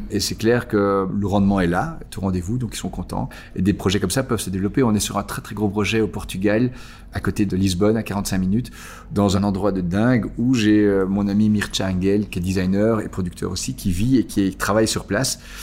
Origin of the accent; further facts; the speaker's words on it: Belgium; Ici en Belgique, quelque part, on n'a pas vraiment d'identité nationale. On est belge